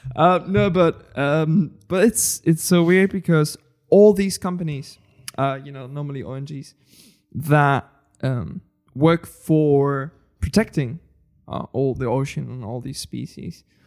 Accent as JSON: {"language": "English", "country": "Spain", "said": "I come from Spain"}